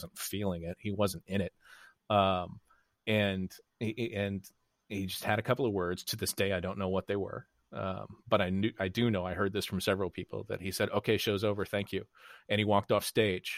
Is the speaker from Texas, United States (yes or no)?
yes; Arlington, Texas, United States; moved away as an adult; also born or lived in Chicago; I grew up in Arlington, Texas